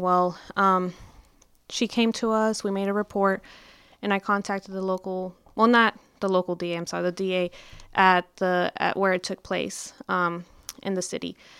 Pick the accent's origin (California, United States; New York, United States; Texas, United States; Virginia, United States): Texas, United States; Mesquite; I'm actually from Mesquite. I'm from the Dallas area